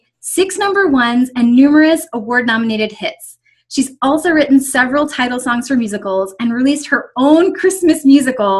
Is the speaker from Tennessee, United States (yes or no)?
no; Buckhannon, West Virginia, United States; I grew up in Buchanan, West Virginia